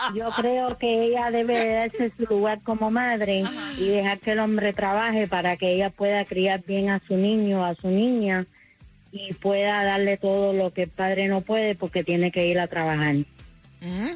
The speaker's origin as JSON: {"language": "Spanish", "country": "Colombia", "moved": "yes", "lives_now": "Miami, United States", "said": "yo soy colombiana pero viví aquí mucho tiempo"}